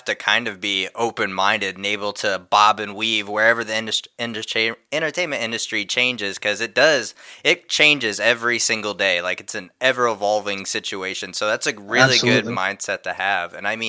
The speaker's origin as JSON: {"language": "English", "region": "Texas", "country": "United States", "said": "I'm from Texas. We got to put him in the show."}